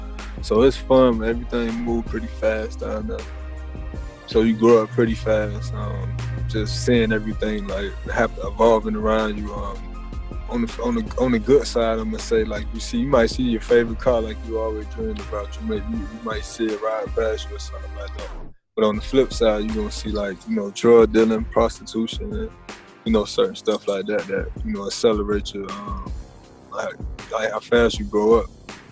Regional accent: Miami, Florida, United States; moved away as an adult; now in Gwinnett County, Georgia, United States; I'm from Liberty City, Miami-Dade County, 305.

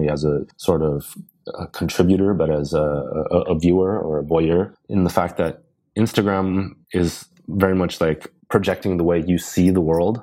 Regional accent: United States; also born or lived in London; now in Los Angeles, United States; an Asian American

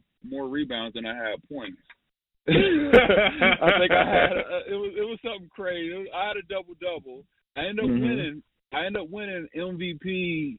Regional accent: Columbus, Ohio, United States; my hometown, you know, Ohio State.

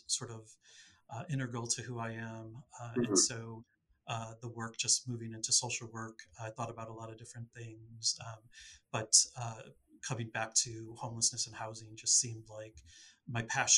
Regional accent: Chicago, Illinois, United States; also born or lived in Clarendon Hills, Illinois; born in Chicago, but in and out of the suburbs in the city throughout my adult life.

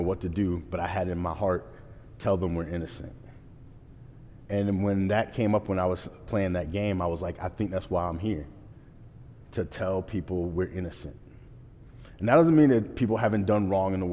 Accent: Portsmouth, Virginia, United States; moved away as an adult; I left my hometown for the second time. I left when I first graduated high school

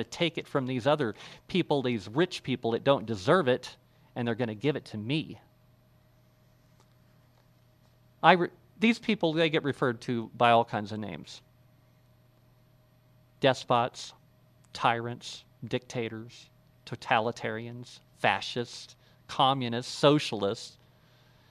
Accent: United States; we all live in a civilization based on these principles as American citizens

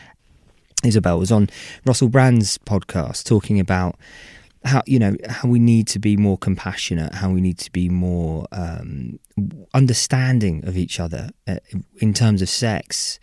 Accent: United Kingdom; we're British

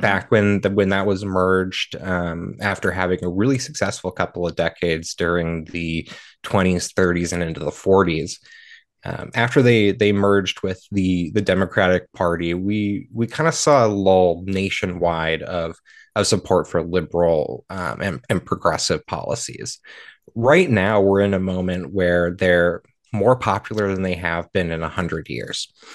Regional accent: Marshall, Minnesota, United States; my hometown of Marshall

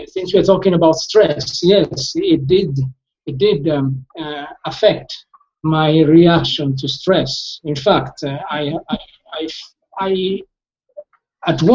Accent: Milan, Lombardy, Italy; I'm from Milan, Italy

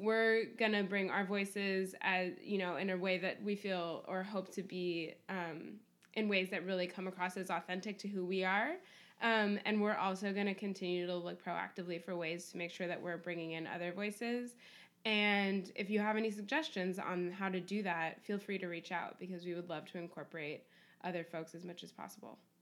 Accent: Berkeley, California, United States; I grew up mostly in Berkeley

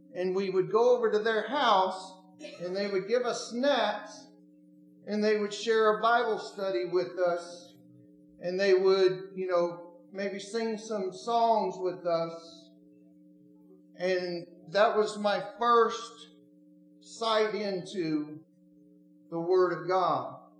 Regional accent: Oregon, United States; moved away; I'm not from Tennessee. I'm originally from Oregon.

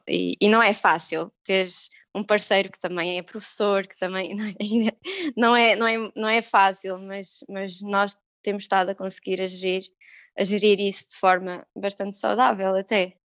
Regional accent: Algarve, Portugal; moved away; eu sou do Algarve

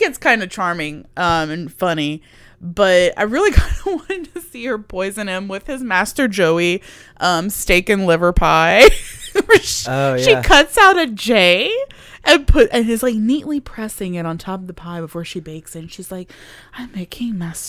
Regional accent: United Kingdom; I'm British.

